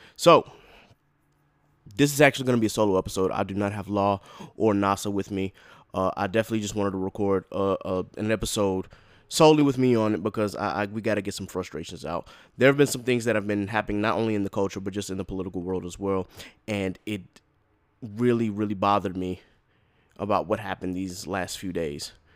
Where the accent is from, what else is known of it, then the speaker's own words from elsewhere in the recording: North Charleston, South Carolina, United States; now in Hampton, United States; Born and raised in North Charleston